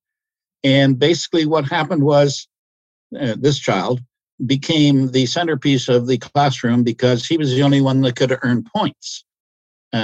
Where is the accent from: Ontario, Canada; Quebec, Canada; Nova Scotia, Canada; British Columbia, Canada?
Ontario, Canada; I'm from Ontario